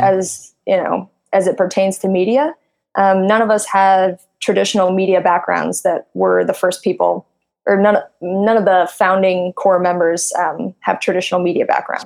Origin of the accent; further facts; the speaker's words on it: Midwest, United States; moved away as an adult; now in Silicon Valley, United States; I come from, I'm from the Midwest.